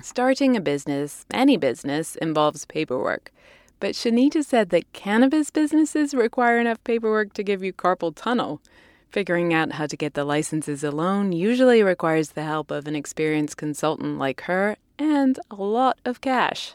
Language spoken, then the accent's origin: English; California, United States; my home state of California